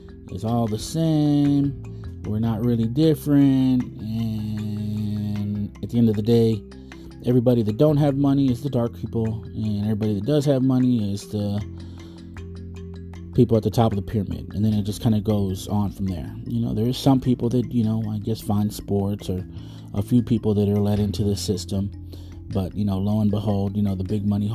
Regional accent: Texas, United States; I'm obviously a Texan, Tejano, or, you know, I live in the United States

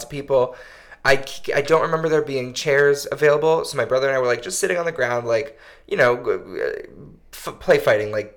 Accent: Connecticut, United States; accent: Connecticut accent; I grew up in Connecticut

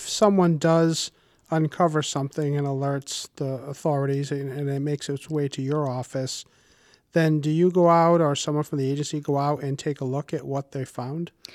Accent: Warwick, Rhode Island, United States; I grew up in Warwick and have been a homeowner for over thirty years in our lovely city

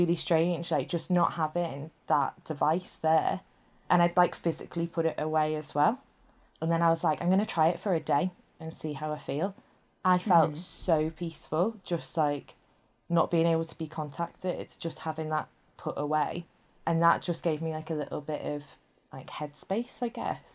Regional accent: Liverpool, North West England, United Kingdom; moved away; I'm from Liverpool originally. So I lived in a place called Crosby and we had a coast front there

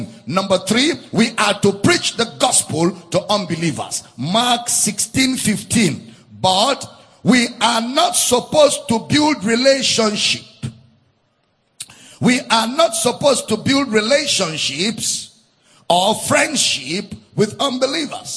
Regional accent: Nigeria; I was born in Nigeria. I grew up in Nigeria

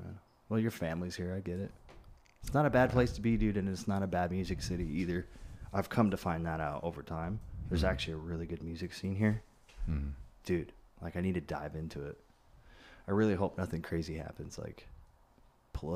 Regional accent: Florence, Oregon, United States; moved away as an adult; also born or lived in Eugene, Oregon / Portland, Oregon / Nashville, Tennessee; I grew up in Florence, went to high school, and then I finished up there

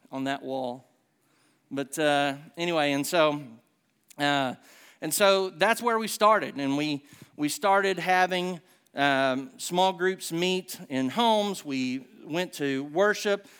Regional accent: Southern United States, United States; accent: Hick

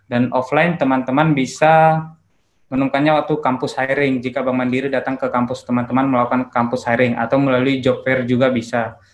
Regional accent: Balige, North Sumatra, Indonesia; Saya besar dan lahir dan besar di Bali G, SD sampai SMA saya tamatkan dari G juga, saya dari SMA Negeri 2 Bali G

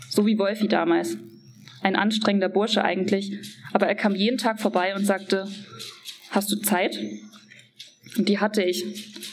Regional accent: Dresden, Saxony, Germany; also born or lived in Verona, Italy; Ich bin in Deutschland geboren

